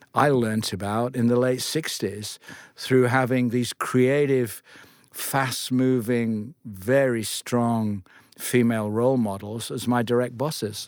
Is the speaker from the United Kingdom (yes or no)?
yes; Lancaster, North West England, United Kingdom; I grew up in Lancaster